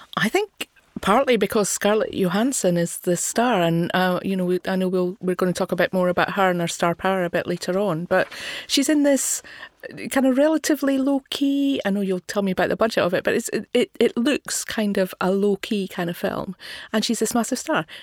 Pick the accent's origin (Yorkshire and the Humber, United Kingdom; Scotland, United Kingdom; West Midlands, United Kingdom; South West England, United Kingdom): Scotland, United Kingdom; I had difficulty myself as a Scottish person. I'm not from Glasgow.